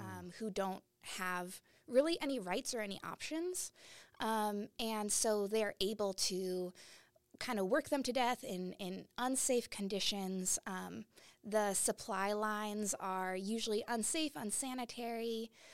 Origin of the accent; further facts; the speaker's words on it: Portland, Oregon, United States; I grew up in Portland, Oregon